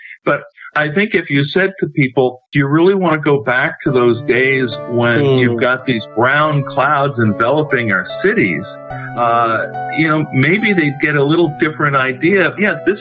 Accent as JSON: {"language": "English", "region": "New York", "country": "United States", "tie": "born or raised there", "moved": "yes", "lives_now": "Southern California, United States", "said": "I live in Southern California now. I grew up in New York"}